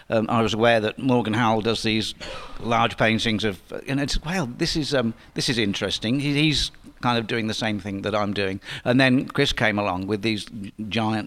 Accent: Kettering, East Midlands, United Kingdom; I was born in Kettering. Well, I was brought up in Kettering, Northamptonshire

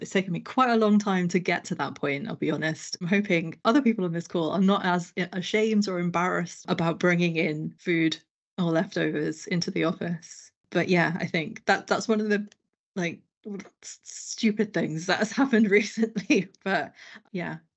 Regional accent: London, United Kingdom; I grew up in London.

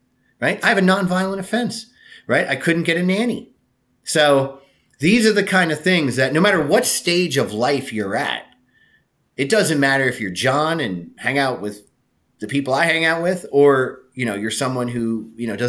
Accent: Jersey Shore, New Jersey, United States; my hometown, which is a very small town at the Jersey Shore.

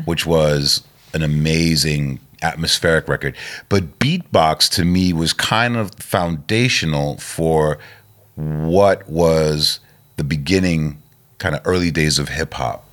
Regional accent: New York City, New York, United States; I grew up in Queens

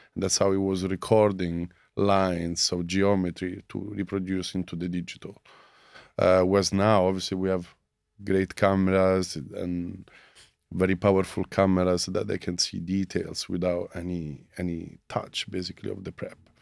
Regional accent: Rome, Lazio, Italy; moved away as an adult; now in London, United Kingdom; I'm from Italy, Rome.

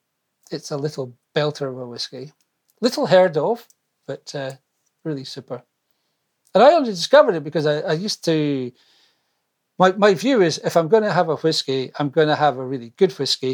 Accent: Scotland, United Kingdom; Well, first of all, I think of myself more as British than Scottish.

